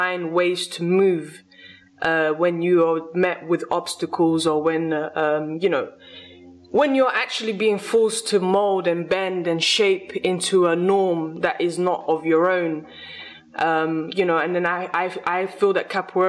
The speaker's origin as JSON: {"language": "English", "region": "England", "country": "United Kingdom", "tie": "born or raised there", "also_born_or_lived": "Lisbon, Portugal", "second_language": "English", "said": "I grew up in England"}